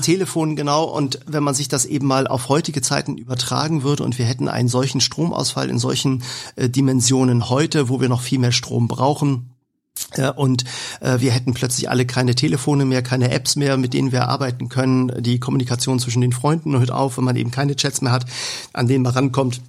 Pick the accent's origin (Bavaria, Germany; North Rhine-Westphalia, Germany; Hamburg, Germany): Hamburg, Germany; bei uns in Hamburg